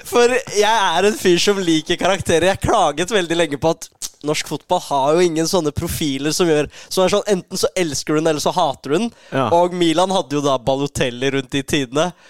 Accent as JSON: {"language": "Norwegian", "region": "Oslo", "country": "Norway", "said": "Jeg er jo fra Oslo"}